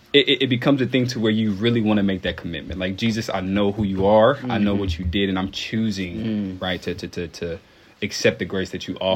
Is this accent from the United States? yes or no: yes; Dayton, Ohio, United States; now in Owensboro, United States; I was originally born in Dayton, Ohio, which is about 4 hours away from Owensboro, where I currently live. And I just grew up in a church